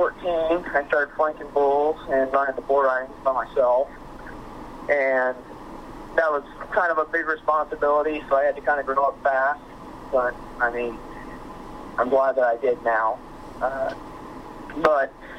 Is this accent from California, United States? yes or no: no; Sidney, Iowa, United States; I'm from Sydney, Iowa